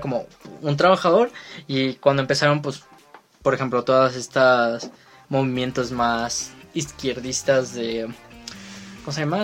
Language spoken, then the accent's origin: Spanish; Mexico; aquí en México